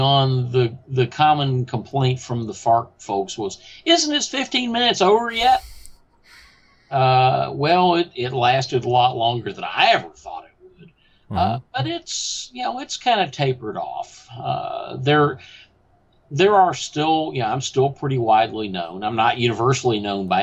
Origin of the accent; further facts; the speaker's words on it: Houston, Texas, United States; I am from Houston, Texas, and my voice reflects that very thoroughly.